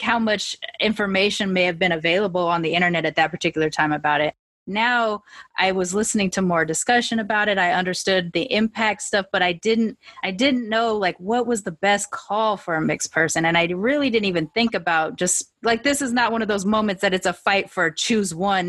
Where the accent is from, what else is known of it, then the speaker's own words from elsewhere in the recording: California, United States; also born or lived in Long Beach / Sacramento; I'm fully so Californian